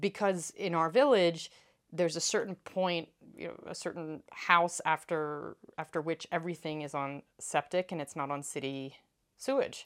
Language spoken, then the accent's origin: English; East Coast, United States; now in France; in the house I grew up in on the East Coast